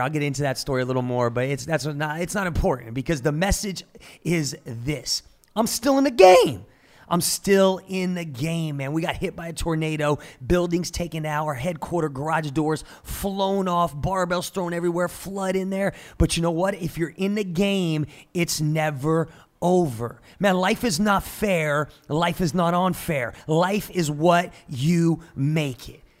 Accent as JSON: {"language": "English", "area": "Jersey Shore", "region": "New Jersey", "country": "United States", "tie": "born or raised there", "moved": "yes", "lives_now": "Tulsa, United States", "said": "I'm from the Jersey Shore, born and raised"}